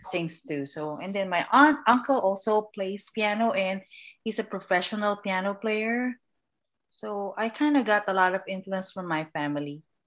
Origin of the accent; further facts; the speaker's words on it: Manila, Metro Manila, Philippines; now in Southern California, United States; I was born and raised in the Philippines, Manila, Philippines